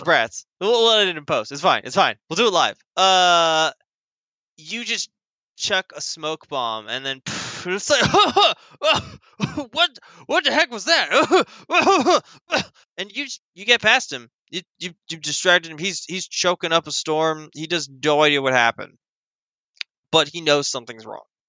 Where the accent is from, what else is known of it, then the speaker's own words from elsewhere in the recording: United States; I'm American